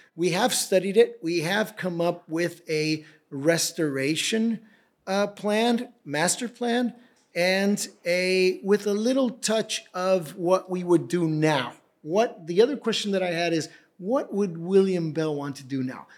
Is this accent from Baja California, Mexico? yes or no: yes; Tijuana, Baja California, Mexico; also born or lived in Edinburgh; born and raised in Tijuana